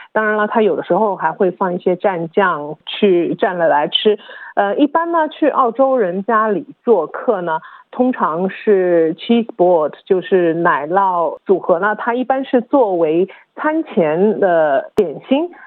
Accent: China; now in Australia; 我们中国人

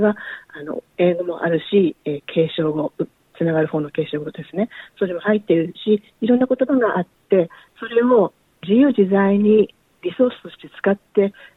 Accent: Tokyo, Japan; first language Japanese; also born or lived in Singapore / United States; now in Australia; 東京出身なので東京の言葉をベースにしていますね。

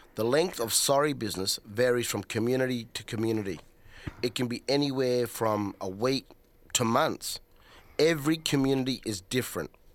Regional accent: South Australia, Australia; I'm a Nunga, he automatically knows I'm from South Australia

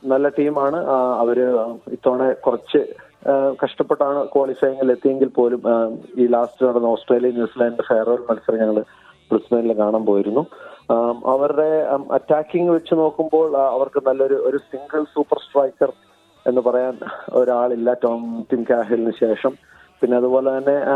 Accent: Kerala, India; moved away as an adult; now in Gold Coast, Australia; നമ്മൾ കേരളത്തിൽ ജനിച്ചു വളർന്നു നമ്മളവിടെ ഫുട്ബോൾ കളിച്ചു വളർന്നു

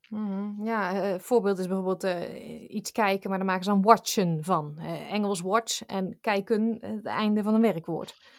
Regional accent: Netherlands; now in Australia

